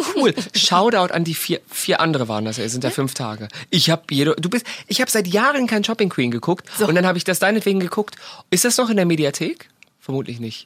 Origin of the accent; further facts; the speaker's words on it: Germany; wir Deutschen